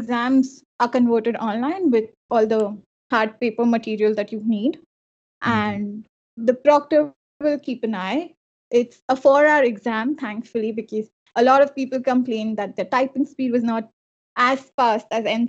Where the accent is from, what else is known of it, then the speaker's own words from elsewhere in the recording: Mumbai, Maharashtra, India; moved away as an adult; now in Canada; Since I am from Mumbai